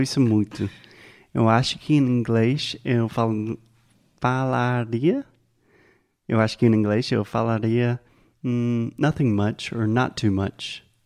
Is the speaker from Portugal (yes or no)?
no; United States; Portuguese is a second language; I'm an American